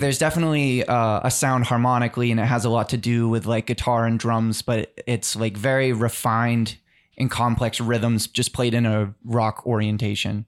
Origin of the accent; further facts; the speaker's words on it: South Shore, Massachusetts, United States; we're all from the South Shore